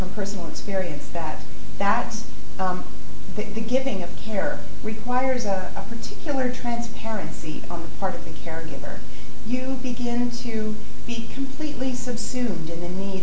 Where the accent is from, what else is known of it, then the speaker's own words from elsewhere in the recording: Canada; moved away as an adult; now in London, United Kingdom; I'm a Canadian middle-class person with middle-class entitlements